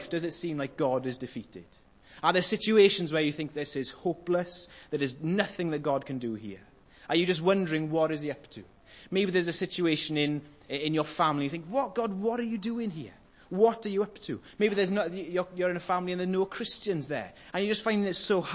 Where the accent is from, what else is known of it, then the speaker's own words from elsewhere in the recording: Welsh, Wales, United Kingdom; I'm Welsh, that's how I say it.